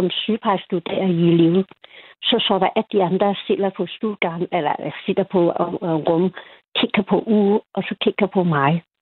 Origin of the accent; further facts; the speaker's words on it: Hong Kong; Danish is a second language; Jeg kommer fra Hongkong.